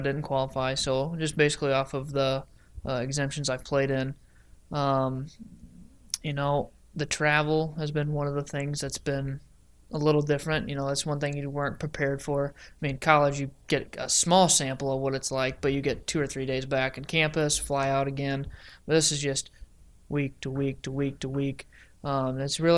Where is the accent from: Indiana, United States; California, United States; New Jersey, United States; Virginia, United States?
Indiana, United States; Evansville; I'm from Evansville, Indiana